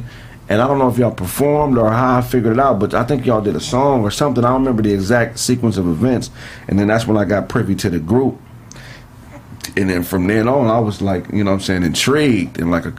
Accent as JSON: {"language": "English", "town": "Pasadena", "region": "California", "country": "United States", "tie": "born or raised there", "said": "I'm from Pasadena."}